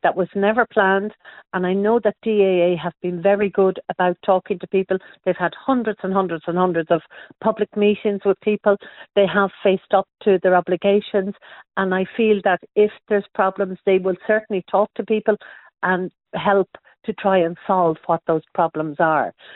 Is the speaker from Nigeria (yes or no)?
no; Ireland; as Irish people